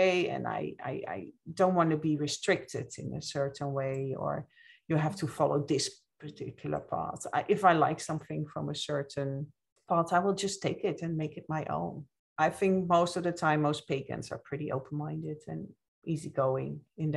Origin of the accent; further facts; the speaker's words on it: Netherlands; moved away as an adult; also born or lived in Ireland; now in United States; I'm originally from the Netherlands. I live here in the States